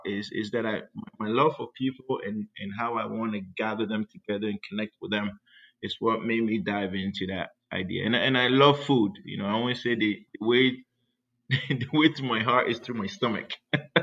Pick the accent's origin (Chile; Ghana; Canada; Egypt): Ghana; now in San Diego, United States; I grew up in Ghana, West Africa